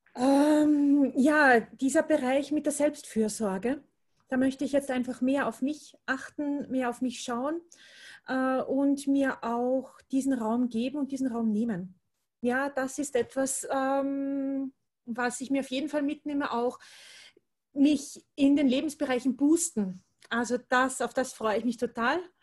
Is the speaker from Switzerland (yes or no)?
no; Austria; Ich komme aus Österreich, wie man wahrscheinlich hören wird.